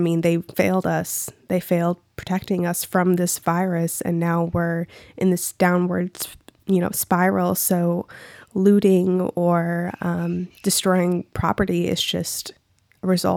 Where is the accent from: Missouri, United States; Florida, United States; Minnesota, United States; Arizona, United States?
Minnesota, United States; Minneapolis; I'm from Minneapolis, but I'm not from that direct specific cross street of where the shit went down